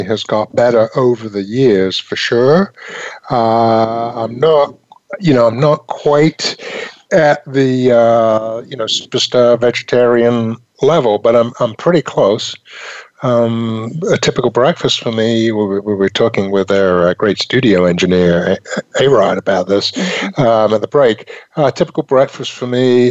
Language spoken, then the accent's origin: English; England, United Kingdom; moved away; I was raised in England